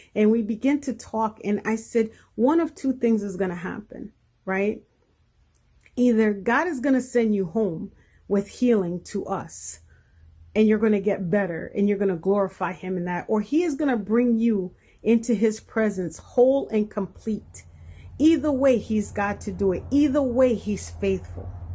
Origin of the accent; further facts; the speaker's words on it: New Jersey, United States; I am from New Jersey